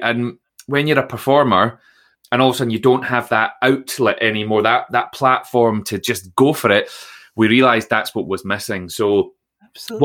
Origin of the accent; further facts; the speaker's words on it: Troon, Scotland, United Kingdom; I grew up in Troon in Ayrshire